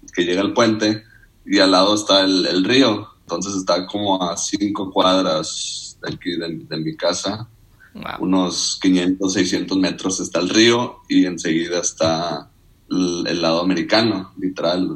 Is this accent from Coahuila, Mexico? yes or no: no; Nuevo Laredo, Tamaulipas, Mexico; also born or lived in Monterrey, Nuevo León / Iowa, United States; cumplí nueve y me vine para, Nuevo Laredo. Y pues, desde entonces hasta acabar prepa